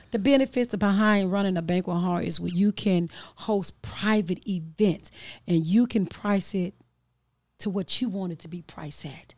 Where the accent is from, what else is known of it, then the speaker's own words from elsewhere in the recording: Chicago, Illinois, United States; I'm from the Austin community